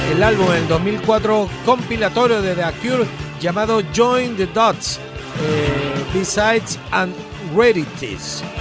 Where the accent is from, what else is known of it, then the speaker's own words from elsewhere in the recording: Chile; moved away; Mira, cuando yo llegué de Chile vivía en la casa de mi abuela